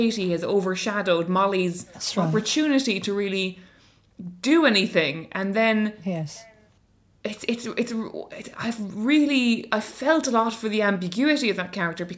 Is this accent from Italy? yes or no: no; Ireland; as an Irish person